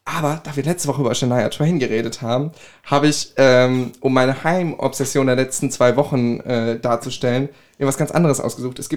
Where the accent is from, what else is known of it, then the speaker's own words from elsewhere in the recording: Griesheim, Hesse, Germany; Ich komme aus Griesheim